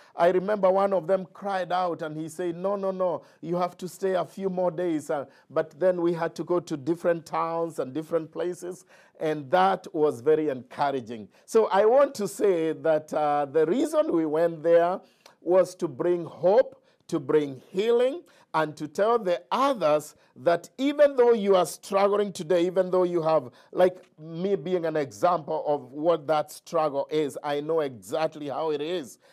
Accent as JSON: {"language": "English", "country": "Kenya", "tie": "born or raised there", "moved": "yes", "said": "I grew up in Kenya"}